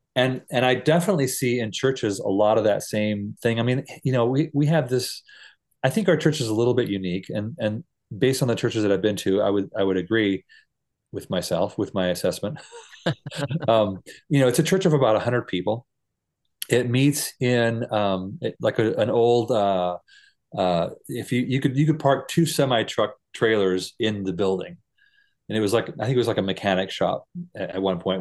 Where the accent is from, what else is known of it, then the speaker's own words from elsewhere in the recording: United States; moved away; also born or lived in Costa Rica; as an American church person